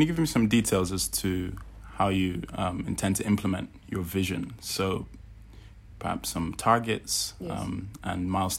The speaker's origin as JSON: {"language": "English", "country": "Nigeria", "said": "I mean, I'm Nigerian myself, so I know the sort of pitfalls of African institutions."}